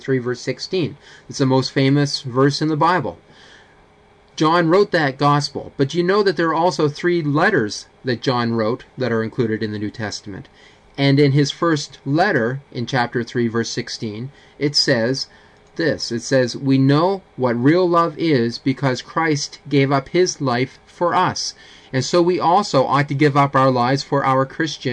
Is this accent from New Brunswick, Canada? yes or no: yes; Fredericton, New Brunswick, Canada; while I was growing up in Fredericton